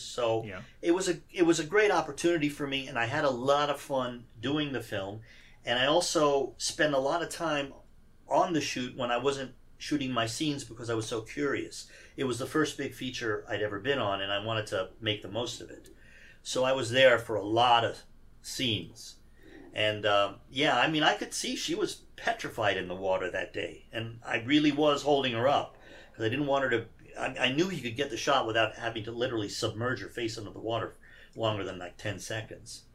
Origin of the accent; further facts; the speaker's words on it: Iran; now in United States; even though I was born here, I grew up in Iran